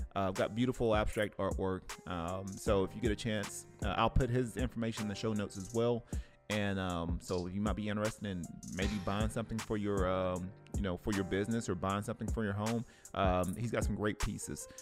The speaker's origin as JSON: {"language": "English", "town": "Cleveland", "region": "Tennessee", "country": "United States", "tie": "born or raised there", "moved": "yes", "said": "back in my hometown, back in Cleveland, Tennessee"}